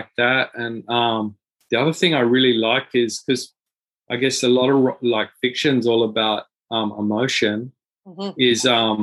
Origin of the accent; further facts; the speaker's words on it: Australia; I'm an Australian